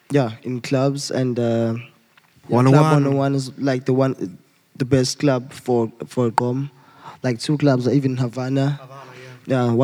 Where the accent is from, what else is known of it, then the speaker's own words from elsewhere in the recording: Durban, KwaZulu-Natal, South Africa; I'm from Durban.